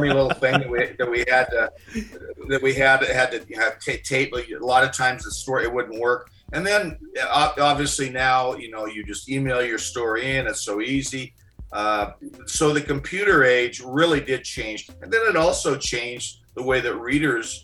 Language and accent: English; Corvallis, Oregon, United States; also born or lived in Portland, Oregon; I grew up in Corvallis, and that's about an hour and a half out of Portland